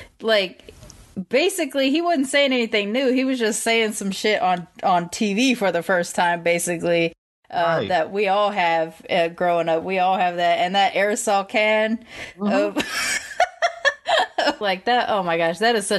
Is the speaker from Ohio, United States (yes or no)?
no; Long Beach, California, United States; Ice Cube's from South Central. I'm from Long Beach, same kind of deal.